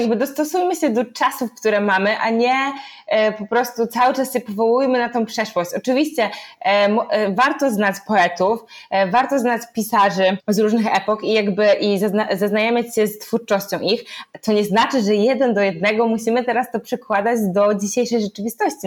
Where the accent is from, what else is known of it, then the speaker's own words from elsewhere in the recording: Poland; ja i dziewczyny się urodziłyśmy w Polsce